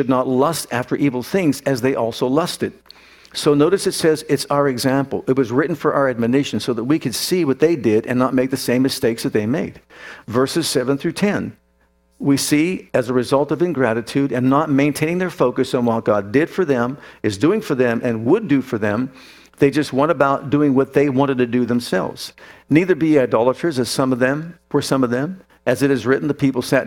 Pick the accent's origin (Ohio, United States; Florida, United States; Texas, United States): Ohio, United States; Youngstown; I grew up in Youngstown, Ohio